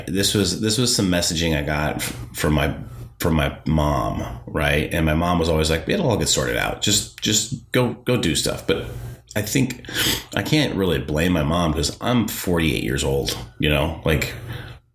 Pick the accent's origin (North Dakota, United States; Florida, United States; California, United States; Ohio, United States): North Dakota, United States; growing up in the Midwest, like growing up in North Dakota